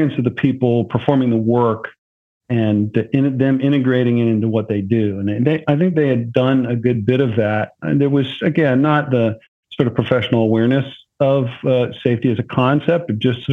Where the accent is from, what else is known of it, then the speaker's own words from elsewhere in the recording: near Philadelphia, Pennsylvania, United States; I grew up near Philadelphia